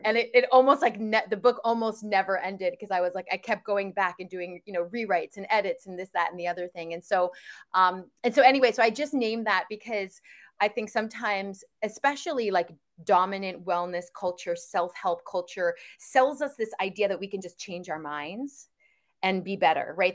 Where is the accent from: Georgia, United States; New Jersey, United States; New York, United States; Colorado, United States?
New York, United States; outside of; moved away as an adult; now in California, United States; I grew up outside of New York